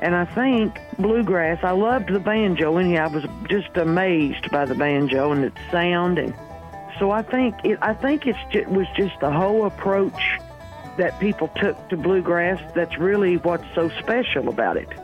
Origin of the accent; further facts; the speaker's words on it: Kentucky, United States; my home state from east to west